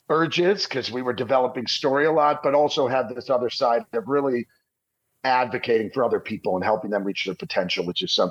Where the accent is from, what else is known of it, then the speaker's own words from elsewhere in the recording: Detroit, Michigan, United States; moved away as an adult; also born or lived in Hollywood; I actually grew up outside of Detroit